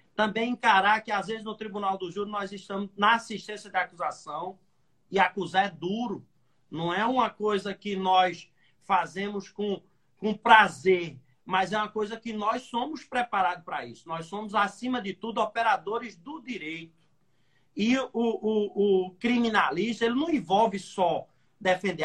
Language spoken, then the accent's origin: Portuguese; Pernambuco, Brazil; now in Recife, Brazil; Eu sou aqui do Nordeste, Sou de uma cidadezinha bem pequenininha, 20 mil habitantes aqui no interior de Pernambuco. Vim estudar na capital e por aqui fiquei